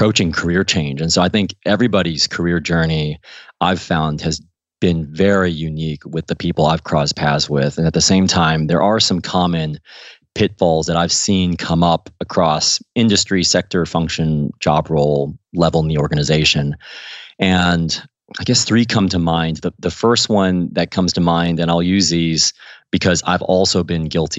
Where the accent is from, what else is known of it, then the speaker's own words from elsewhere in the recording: Midwest, United States; moved away as an adult; also born or lived in Ohio / Missouri / Washington, D.C.; now in London, United Kingdom; when I was growing up in Ohio and Missouri